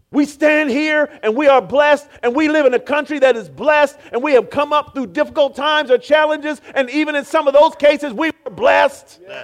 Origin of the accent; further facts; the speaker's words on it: Oakland, California, United States; I grew up in Oakland, California